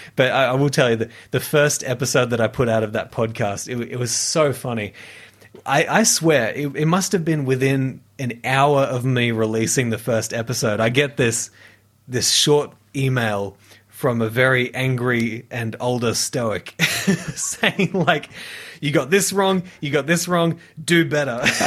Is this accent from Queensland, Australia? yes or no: yes; near Brisbane, Queensland, Australia; I was studying music, um, at the conservatorium in, in Brisbane, uh, near, near my hometown